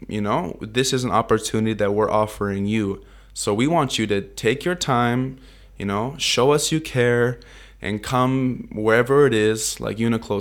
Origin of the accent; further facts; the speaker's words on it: Vancouver, British Columbia, Canada; moved away as an adult; also born or lived in Toronto, Ontario; now in Tokyo, Japan; I grew up in Vancouver, Canada, since I was five years old. I was actually born in Toronto, Ontario on a farm